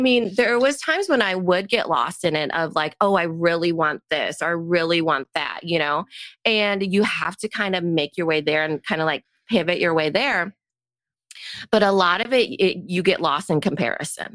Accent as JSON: {"language": "English", "town": "Storm Lake", "region": "Iowa", "country": "United States", "tie": "born or raised there", "said": "I grew up in Storm Lake along a lake"}